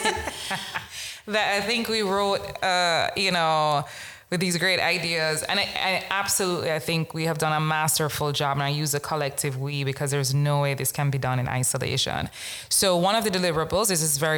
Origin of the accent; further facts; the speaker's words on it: Jamaica; born and raised in Jamaica